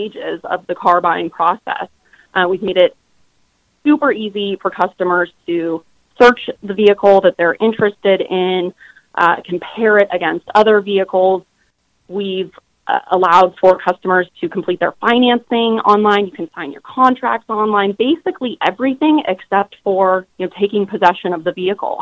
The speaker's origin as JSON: {"language": "English", "town": "Steamboat Springs", "region": "Colorado", "country": "United States", "tie": "born or raised there", "also_born_or_lived": "Denver, United States", "moved": "as an adult", "lives_now": "Phoenix, United States", "said": "born and raised in Steamboat Springs, went to DU, and lived in Denver for many years before, you know, jumping ship to work at Carvana in Phoenix"}